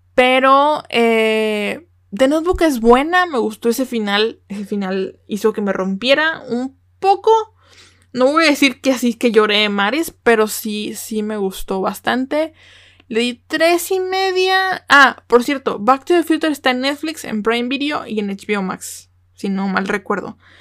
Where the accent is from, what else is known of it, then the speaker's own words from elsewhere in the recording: Mexico; como mexicana